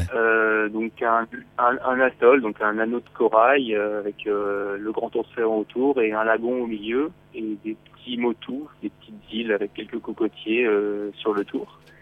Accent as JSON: {"language": "French", "country": "France", "said": "chez nous en France"}